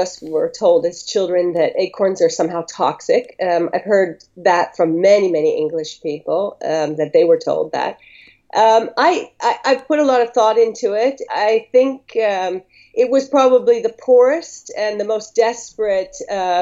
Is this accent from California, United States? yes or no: yes; Northern California, United States; moved away as an adult; now in Greece; growing up in Northern California